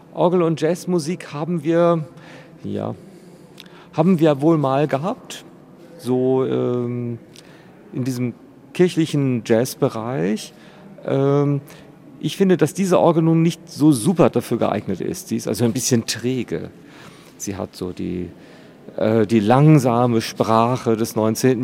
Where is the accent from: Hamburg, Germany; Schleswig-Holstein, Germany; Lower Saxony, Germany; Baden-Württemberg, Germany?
Lower Saxony, Germany; East Frisia; now in Schwerin, Germany; Ich komme aus Ostfriesland, aus einer dörflichen Gemeinde in Ostfriesland